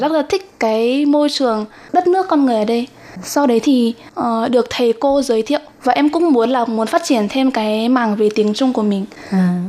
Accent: Nghệ An, Vietnam; moved away as an adult; now in Taiwan; Em đến từ Nghệ

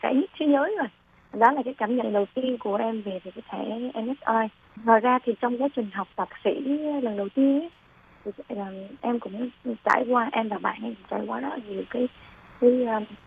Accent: Da Nang, Vietnam; moved away as an adult; now in Hsinchu, Taiwan; Em là người miền Trung đến từ Đà Nẵng

